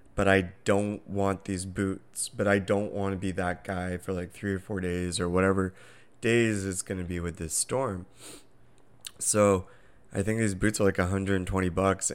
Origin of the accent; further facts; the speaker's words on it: Southern California, United States; moved away; we're originally from Southern California